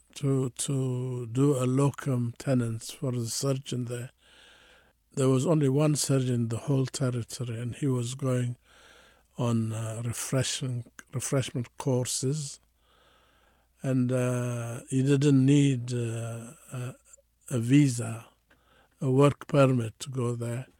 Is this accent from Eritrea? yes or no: yes; Eritrea; moved away as an adult; also born or lived in Addis Ababa, Ethiopia / Canada; now in San Francisco, United States; I was born in Eritrea, and then, uh, I, I went to high school and college in Ethiopia, in Addis Ababa